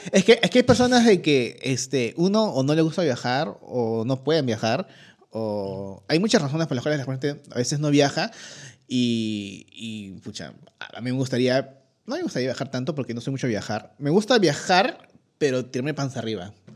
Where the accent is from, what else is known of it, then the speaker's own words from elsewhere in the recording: Peru; uno como peruano